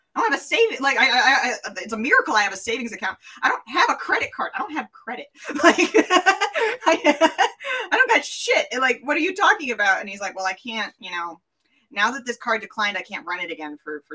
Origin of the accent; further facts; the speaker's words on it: Tennessee, United States; accent: Tennessee; However, I just went back into my like Tennessee accent when I started talking about this.